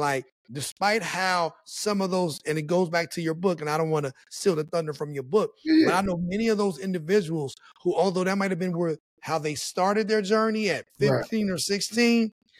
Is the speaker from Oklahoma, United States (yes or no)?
no; West Virginia, United States; but there were all kinds of things that even growing up in West Virginia that I was around.